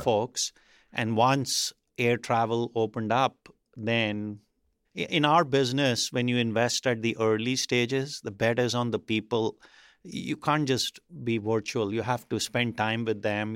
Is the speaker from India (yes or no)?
yes; India; moved away; growing up in India, I think in the eighties